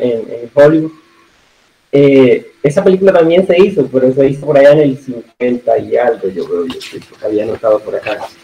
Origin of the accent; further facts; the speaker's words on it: San Juan de Urabá, Antioquia, Colombia; accent: mix of costeño and paisa; now in Necoclí, Colombia; yo soy antioqueño, yo soy de Engabá, actualmente vivo en Necoclí, pero nací aquí en el municipio de al lado, que es San Juan de Irabajo